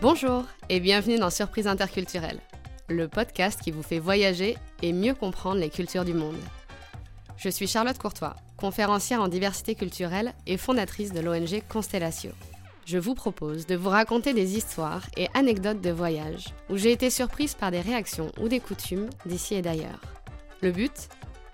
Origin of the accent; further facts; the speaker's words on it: France; je suis française